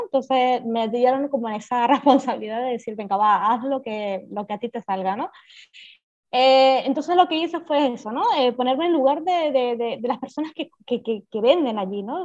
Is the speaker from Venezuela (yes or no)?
yes; Venezuela; now in Barcelona, Spain; llevo muchísimos años en Barcelona, soy de Venezuela, pero bueno, estoy afincada aquí en Barcelona